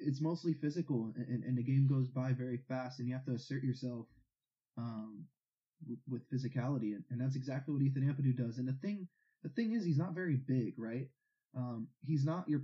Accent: United States; Growing up in America

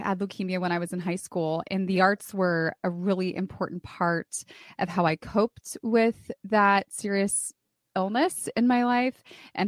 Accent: California, United States; moved away; also born or lived in San Antonio, Texas; I moved from California, where I grew up, to San Antonio, Texas

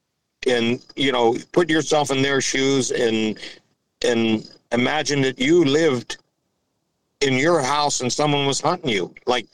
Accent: Pittsburgh, Pennsylvania, United States; I grew up near Pittsburgh and just in that area and in the northern woods a little bit.

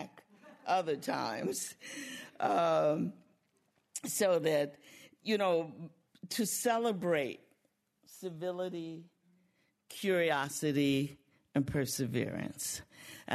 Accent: St. Louis, Missouri, United States; I'm from St. Louis

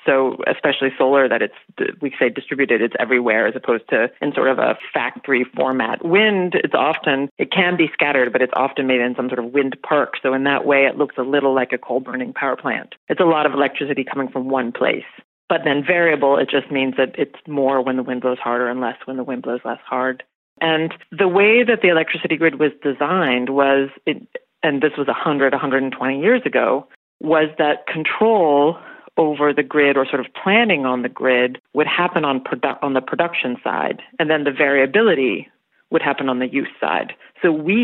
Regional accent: rural Oregon, United States; now in Berlin, Germany; my hometown is in rural Oregon. That's where I grew up

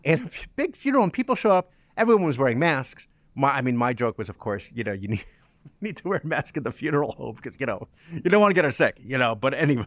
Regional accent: New Jersey, United States; moved away; also born or lived in New York; was born in New York, was raised in New Jersey

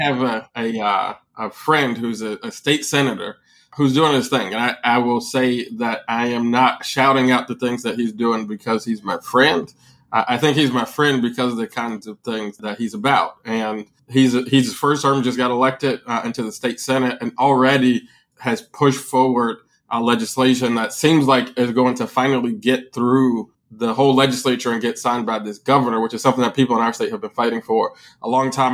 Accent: Chicago, Illinois, United States; being a Chicagoan

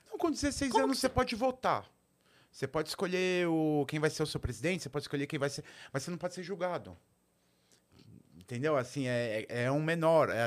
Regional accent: São Paulo, Brazil; É diferente eu, eu cresci em São Paulo.

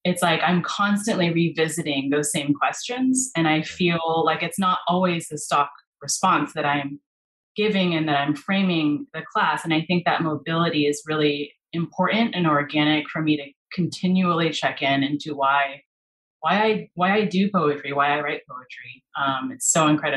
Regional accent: California, United States; moved away as an adult; also born or lived in Spain / Mexico / South Korea; I am originally from California

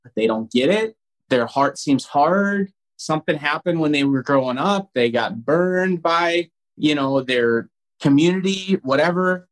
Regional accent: North Dakota, United States; now in Minnesota, United States; I'm from North Dakota originally

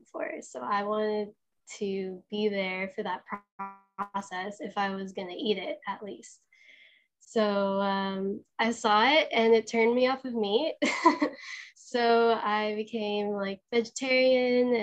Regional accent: Los Angeles, California, United States; I'm originally from Los Angeles, California. I'm a beach girl.

